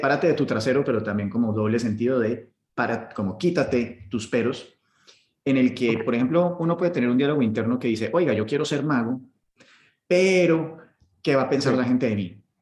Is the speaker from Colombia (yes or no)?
yes; Colombia; now in United Arab Emirates; nos están pateando el culo a los colombianos